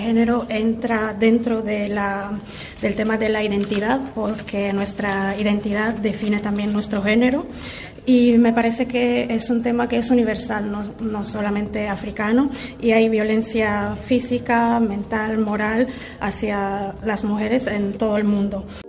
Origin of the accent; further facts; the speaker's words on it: Côte d’Ivoire; mi identidad como africana y como marfileña